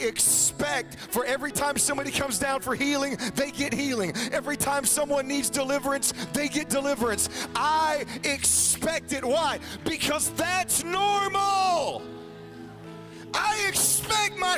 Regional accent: Jacksonville, Florida, United States; my wife Jennifer. We're from Jacksonville, Florida

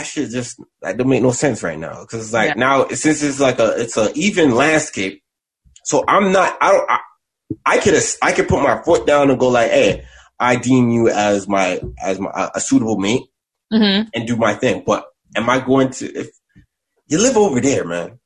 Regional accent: the West, Ontario, Canada; I'm from the West

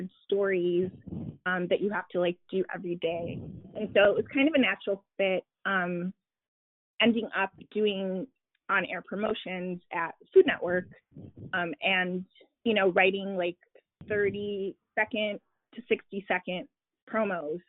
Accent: Chicago, Illinois, United States; moved away; also born or lived in Washington, D.C.; I was living in D.C., even though I am from Chicago

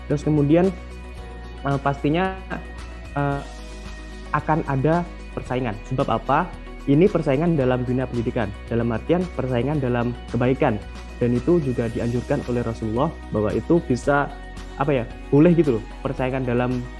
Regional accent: Madiun, East Java, Indonesia; saya yang dari lahir itu di Madiun sebagai warga Madiun asli, walaupun Madiun, walaupun Madiun kabupaten ya

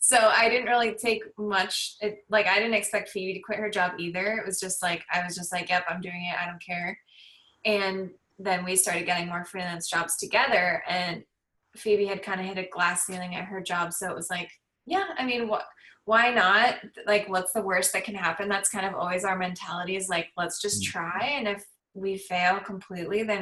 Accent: Southern California, United States; I grew up in California, in Southern California

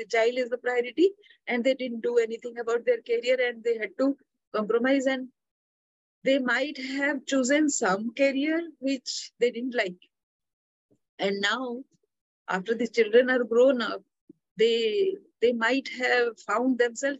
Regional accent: Odisha, India; I'm from Orissa

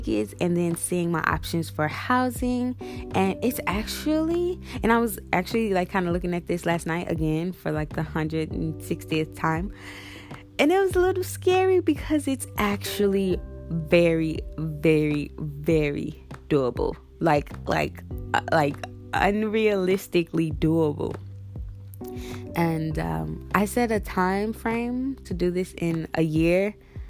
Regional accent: St. Louis, Missouri, United States; I'm from St. Louis, born and raised in St. Louis

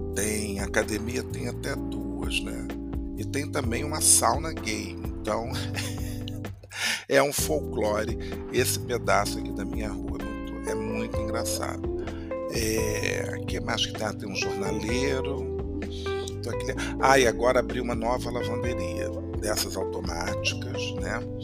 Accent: Brazil; moved away; also born or lived in Paris, France; como brasileiro

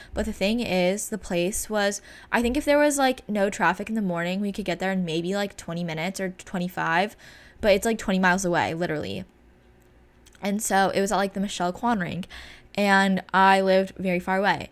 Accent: California, United States; we're from California

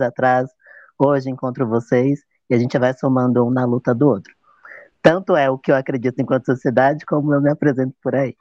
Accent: São Paulo, Brazil; sou da cidade de São Paulo

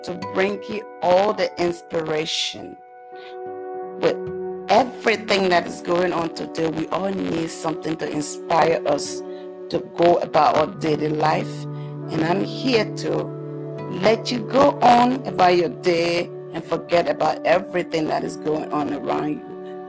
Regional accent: Liberia; moved away; I am from West Africa, Liberia, to be precise. I came to this country as a refugee. And this is the place that I have been for almost 19 years.

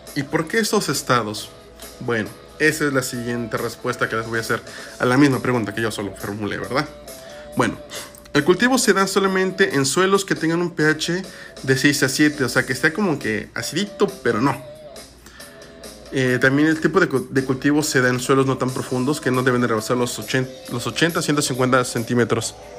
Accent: Mexico; somos mexicanos

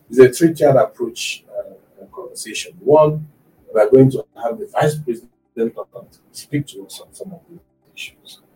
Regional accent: Nigeria

